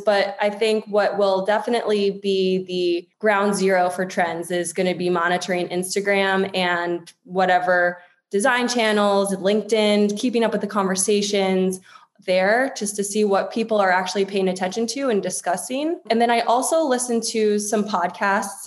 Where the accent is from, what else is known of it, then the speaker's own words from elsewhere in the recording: Washington, District of Columbia, United States; now in Los Angeles, United States; I'm an East Coaster. I grew up in the DC area.